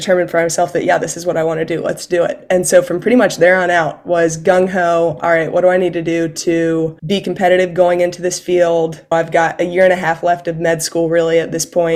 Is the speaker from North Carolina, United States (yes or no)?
yes; Elizabeth City, North Carolina, United States; moved away as an adult; now in Atlanta, United States; I am originally from North Carolina, grew up in a small town called Elizabeth City that is close to the Outer Banks